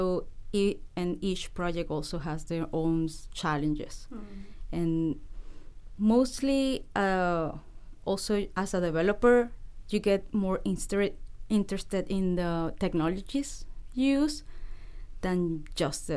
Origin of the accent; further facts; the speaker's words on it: Venezuela; English is a second language; moved away as an adult; now in Vancouver, Canada; I'm from Venezuela. I studied computer science over there.